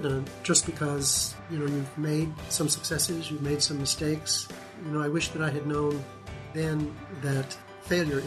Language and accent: English; Natchez, Mississippi, United States; now in Honolulu, United States; move from New York City in the late 40s to Natchez, Mississippi, and raise nine children there